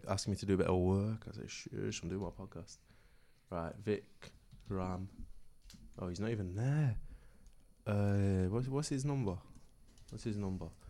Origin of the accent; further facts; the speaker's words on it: Manchester, North West England, United Kingdom; I'm from Manchester